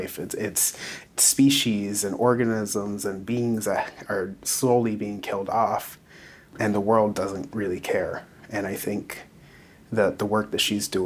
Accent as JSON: {"language": "English", "town": "Akwesasne", "region": "New York", "country": "United States", "said": "I am from Akwesase on the U.S. side. I am Wolf Clan, Mohawk."}